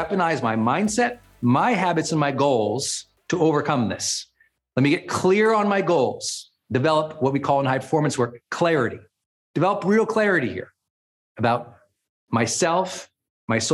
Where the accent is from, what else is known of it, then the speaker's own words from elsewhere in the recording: Montana, United States; moved away as an adult; also born or lived in San Francisco / Portland, Oregon / Puerto Rico; now in Northern California, United States; I was a Montana kid